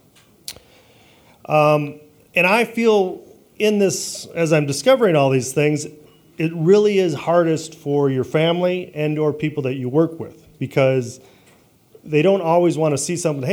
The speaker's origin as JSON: {"language": "English", "town": "Traverse City", "region": "Michigan", "country": "United States", "tie": "born or raised there", "also_born_or_lived": "Detroit / Long Island / Texas", "moved": "as an adult", "said": "growing up in Traverse City"}